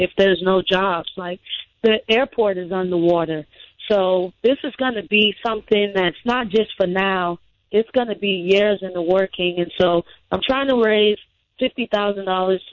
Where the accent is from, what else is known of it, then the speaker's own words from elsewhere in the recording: Bahamas; moved away as an adult; now in Mississippi, United States; I was born and raised in the Bahamas.